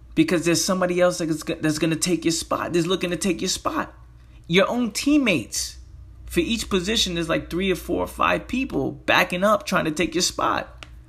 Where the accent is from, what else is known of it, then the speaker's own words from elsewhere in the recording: New York City, New York, United States; growing up in the Bronx